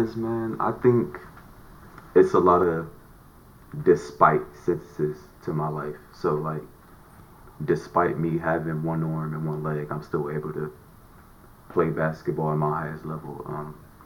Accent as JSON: {"language": "English", "town": "Los Angeles", "region": "California", "country": "United States", "tie": "born or raised there", "said": "I grew up in the Nickerson Gardens"}